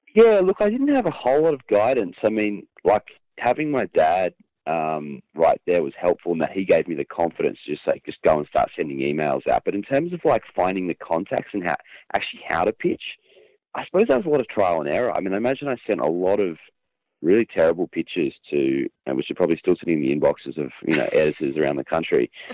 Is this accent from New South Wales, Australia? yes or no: no; Queensland, Australia; I was born in Queensland, which, um, for your international listeners, is a very large state um, in, in, I guess, the north of Australia